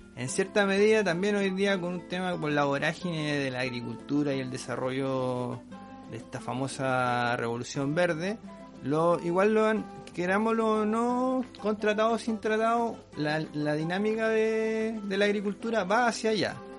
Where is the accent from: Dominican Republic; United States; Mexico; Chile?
Chile; nosotros somos chilenos